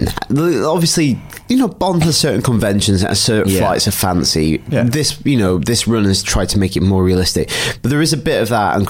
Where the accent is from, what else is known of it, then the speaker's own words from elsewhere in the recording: United Kingdom; I'm British